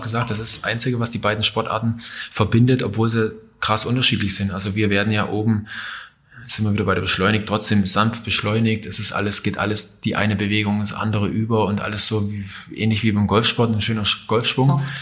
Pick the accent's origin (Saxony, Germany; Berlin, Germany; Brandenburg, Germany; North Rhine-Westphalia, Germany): Saxony, Germany; Johanngeorgenstadt; also born or lived in Klingenthal; da, wo ich aufgewachsen bin in Johann-Georgenstadt